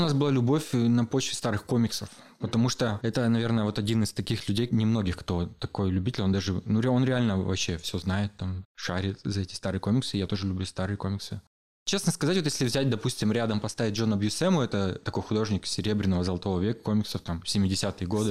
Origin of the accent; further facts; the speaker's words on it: Berezovsky, Sverdlovsk Oblast, Russia; also born or lived in Yekaterinburg; я родился вообще в Екатеринбурге, потом мелкий был, переехали в Березки